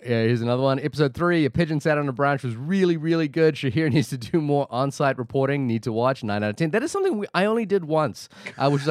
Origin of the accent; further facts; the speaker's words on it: Wellington, New Zealand; my hometown of Wellington